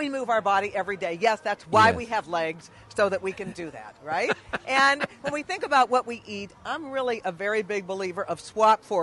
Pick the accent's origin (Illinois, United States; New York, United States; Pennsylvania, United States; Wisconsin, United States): Pennsylvania, United States; Pittsburgh; So I am from Pittsburgh, born and bred in the East End part of the city